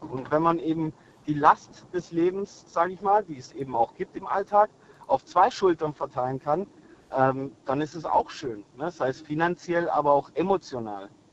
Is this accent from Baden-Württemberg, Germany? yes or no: yes; Rottweil, Baden-Württemberg, Germany; Ich bin aus Rottweil